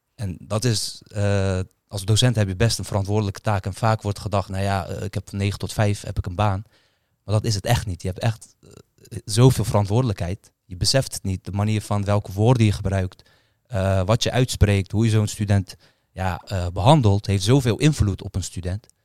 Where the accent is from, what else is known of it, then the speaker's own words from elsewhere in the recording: Netherlands; Ik ben opgegroeid in Kreuzwijk, eh, geboren in Kreuzwijk.